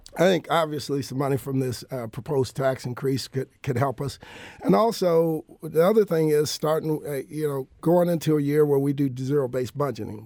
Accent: Joliet, Illinois, United States; moved away as an adult; now in St. Louis, United States; I'm originally from Joliet, Illinois

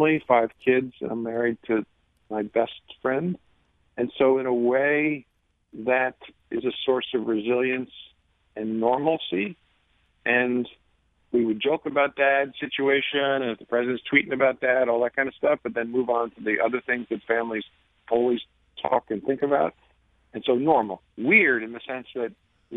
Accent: the New York area, United States; moved away; I grew up in the New York area

